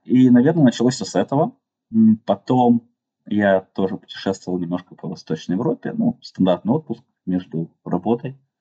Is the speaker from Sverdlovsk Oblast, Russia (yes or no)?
yes; Yekaterinburg, Sverdlovsk Oblast, Russia; moved away as an adult; now in China; Я родился в Екатеринбурге, и там же вырос